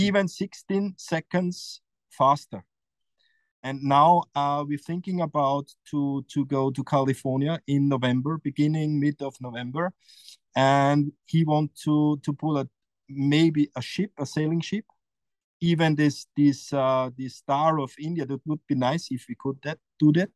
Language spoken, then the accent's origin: English; Austria; English is a second language; it's my hometown you know and it's it's a very powerful place